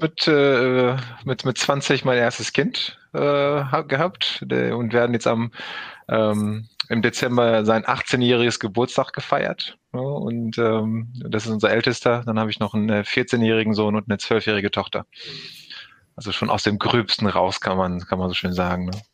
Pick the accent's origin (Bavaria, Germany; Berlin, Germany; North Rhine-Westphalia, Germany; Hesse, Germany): North Rhine-Westphalia, Germany; Recklinghausen; aus dem schönen Recklinghausen hier geboren, aufgewachsen mitten im Ruhrgebiet